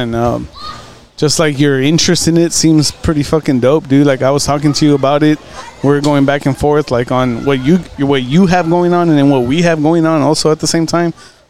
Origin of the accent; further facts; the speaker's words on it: California, United States; I'm from Cali, Wade.